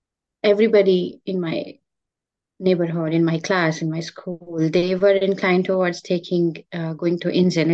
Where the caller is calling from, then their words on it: Gainesville, Florida, United States; I'm joining from Gainesville, Florida. It's good to be here with you and talk about my research journey.